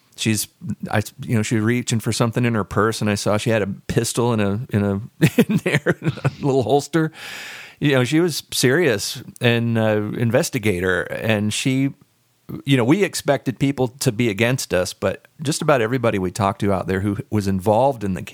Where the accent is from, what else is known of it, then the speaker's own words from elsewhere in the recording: the South, United States; I grew up in the South.